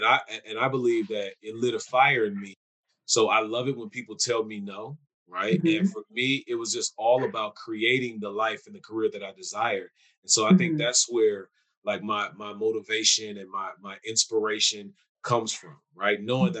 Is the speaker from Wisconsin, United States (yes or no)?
yes; Milwaukee, Wisconsin, United States; also born or lived in Hawaii / New York / California; I always say I'm from Milwaukee and I've had the luxury to live in other places like Hawaii, New York, California, because my father was in the military